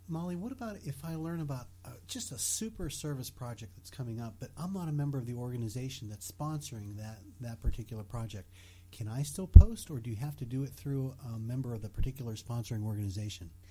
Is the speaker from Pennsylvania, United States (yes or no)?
yes; Bethel Park, Pennsylvania, United States; accent: Yinzer; also born or lived in West Virginia; I was born and raised in Bethel Park.